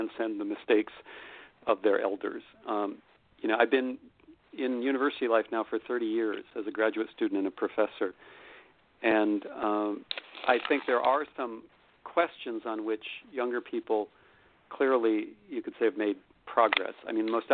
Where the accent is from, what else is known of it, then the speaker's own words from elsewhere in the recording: United States; I'm an American citizen, so I've lived my entire life in the most powerful country in the history of the world